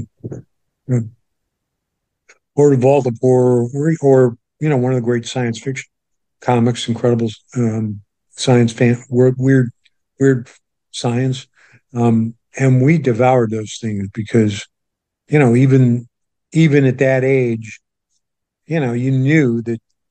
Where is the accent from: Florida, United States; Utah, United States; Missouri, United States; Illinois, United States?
Missouri, United States; St. Louis; moved away as an adult; also born or lived in Los Angeles; I'm growing up in St. Louis, Missouri, a suburb of St. Louis